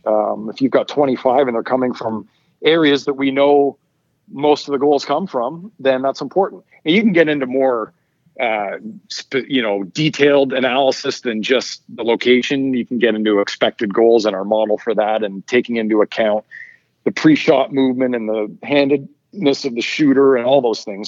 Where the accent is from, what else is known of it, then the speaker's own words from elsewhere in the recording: Ottawa, Ontario, Canada; moved away; also born or lived in Vancouver / Toronto; I, lived in Ottawa for a long time growing up